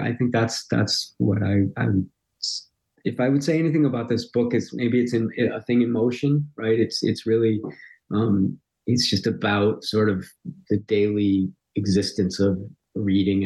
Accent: Highland Park, Illinois, United States; moved away; Highland Park's kind of fairly ordinary

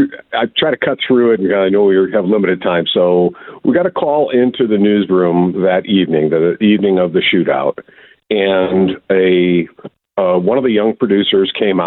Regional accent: Wisconsin, United States

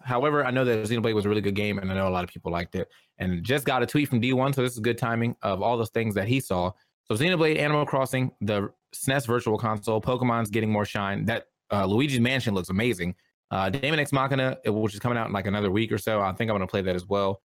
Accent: United States; me being an American

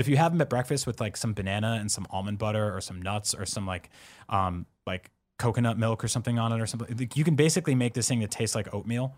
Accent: East Coast, United States; I'm Italian from East Coast

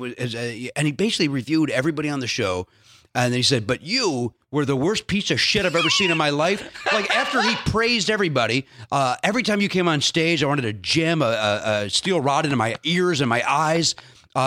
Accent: Chicago, Illinois, United States; I'm from Chicago.

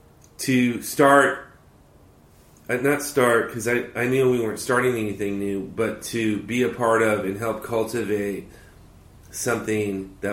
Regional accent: Los Angeles, California, United States; born or raised there; now in Orange County, United States

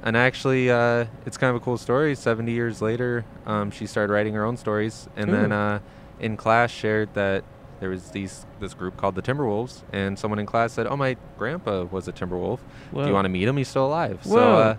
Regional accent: Minnesota, United States; moved away; also born or lived in Montana; Going over to my home state of Minnesota.

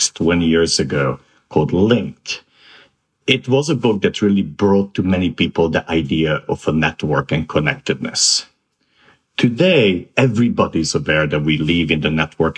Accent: Transylvania, Romania; moved away as an adult; also born or lived in Bucharest, Romania / Boston / New York; I grew up in Transylvania

